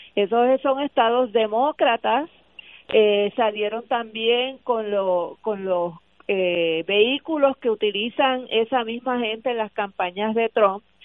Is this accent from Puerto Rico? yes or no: yes; Puerto Rico; nosotros como puertorriqueños